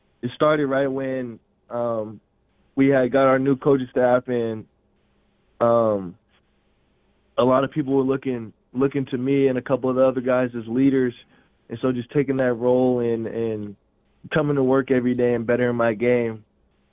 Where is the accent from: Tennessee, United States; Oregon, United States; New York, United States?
Oregon, United States; Portland; moved away as an adult; now in Moscow, United States; I'm from Portland, Oregon. I went to Grant High School in Northeast Portland